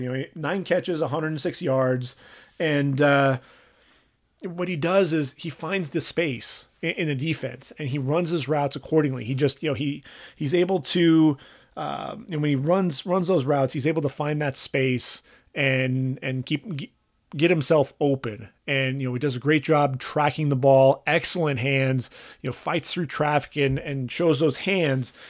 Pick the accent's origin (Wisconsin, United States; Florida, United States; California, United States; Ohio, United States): California, United States; Orange County; I grew up in Orange County